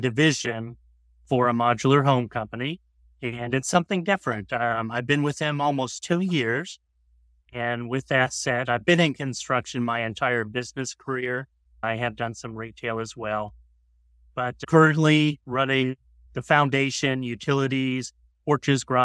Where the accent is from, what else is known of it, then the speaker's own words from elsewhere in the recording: Florida, United States; moved away as an adult; now in Burnsville, United States; originally, I was from Florida. I'm a Florida native